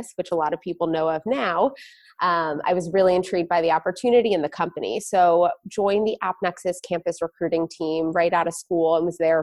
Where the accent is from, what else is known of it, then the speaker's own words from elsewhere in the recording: New Jersey, United States; I grew up in a suburb of New Jersey, so not too far from New York